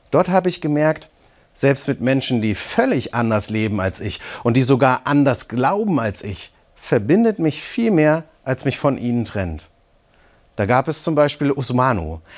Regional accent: Eisenach, Thuringia, Germany; 1000 Kilometer von meiner Heimat in der DDR in Eisenach entfernt. So begann das Ende des Eisernen Vorhangs. Ich komme aus Ostdeutschland.

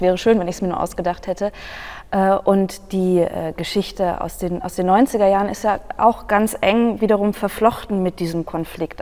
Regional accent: Germany; in dem Land, in dem ich aufgewachsen bin

